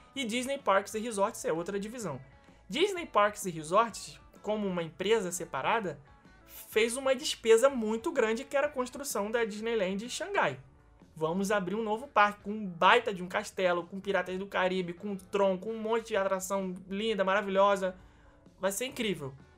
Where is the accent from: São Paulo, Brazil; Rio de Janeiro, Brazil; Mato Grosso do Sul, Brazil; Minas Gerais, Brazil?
Rio de Janeiro, Brazil; pra gente nascido e criado no Rio